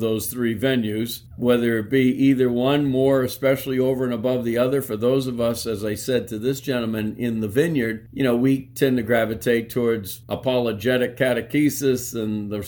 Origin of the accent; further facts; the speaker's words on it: Clinton, United States; my hometown in Clinton